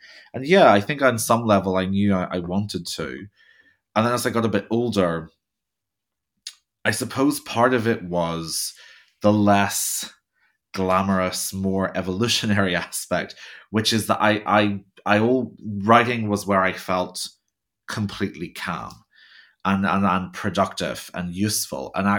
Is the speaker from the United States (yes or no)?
no; Belfast, Northern Ireland, United Kingdom; So I was born in Belfast in Northern Ireland. We lived in a village outside Belfast. And I went to Sunday school and I loved the Bible stories.